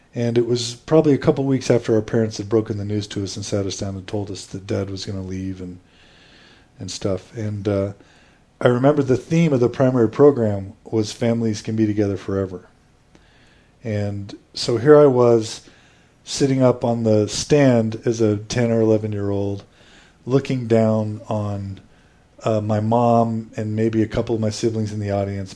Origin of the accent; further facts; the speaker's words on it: Houston, Texas, United States; moved away as an adult; also born or lived in Boise, Idaho / San Francisco / Dallas / Katy, Texas; spent almost my entire uh, youth and childhood growing up in Texas. So I spent five years in Dallas, and then uh, 12 years in Houston, which is where I was uh, predominantly raised. I consider myself a Texan and uh, Houstonian